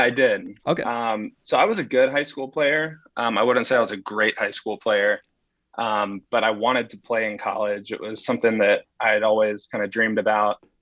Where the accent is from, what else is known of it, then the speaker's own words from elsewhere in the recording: Huntsville, Alabama, United States; moved away as an adult; now in New York, United States; so I grew up in uh, Huntsville, Alabama